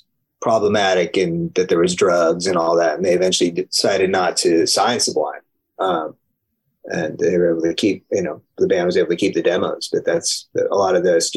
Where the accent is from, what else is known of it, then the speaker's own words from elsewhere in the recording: San Diego, California, United States; I grew up in San Diego